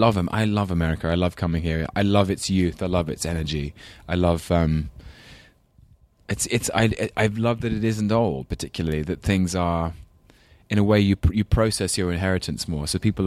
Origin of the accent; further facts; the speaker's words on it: London, United Kingdom; accent: English London accent; I know I'm half Scottish and half English. And so my father's side is all Scots. And he has a Scottish accent. My grandfather, his dad, had a really strong Glaswegian accent. I used to call him up on Sundays with my very English London accent